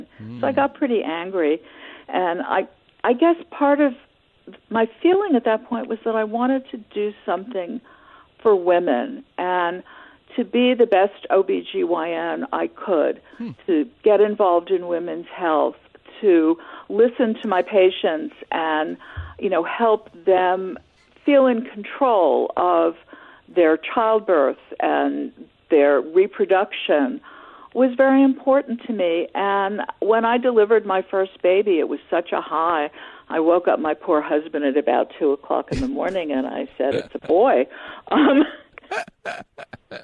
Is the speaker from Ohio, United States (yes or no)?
no; New York, United States; I grew up in New York in a one-bedroom apartment.